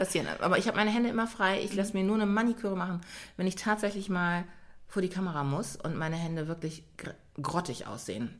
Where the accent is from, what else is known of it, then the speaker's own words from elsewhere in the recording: Germany; also born or lived in Ghana (parents' origin); Ich bin ja bei Pflegeeltern groß geworden und äh, zu denen bin ich gekommen, da war ich fünf Monate alt. Und aber tatsächlich haben wir in Stadthoop gelebt